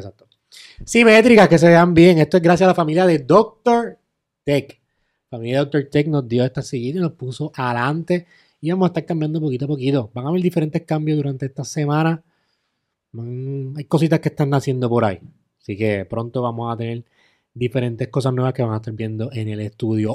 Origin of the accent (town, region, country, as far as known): Puerto Rico